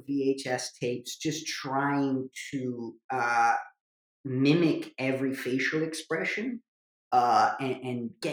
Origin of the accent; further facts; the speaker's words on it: New Jersey, United States; I was from Jersey